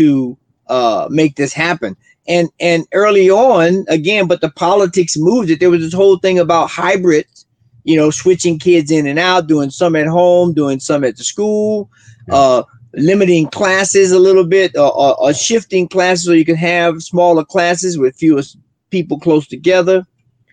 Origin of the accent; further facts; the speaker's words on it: Florida, United States; now in Colorado, United States; Florida, my hometown